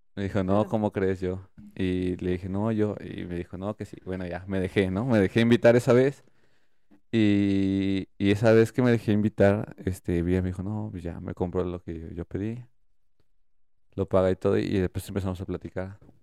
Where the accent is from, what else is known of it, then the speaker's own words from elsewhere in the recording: Querétaro, Mexico; soy de Querétaro